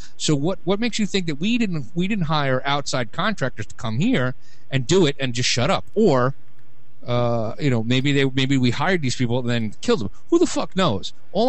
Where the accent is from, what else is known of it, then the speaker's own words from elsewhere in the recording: New York City, New York, United States; moved away; Now, I grew up in Brooklyn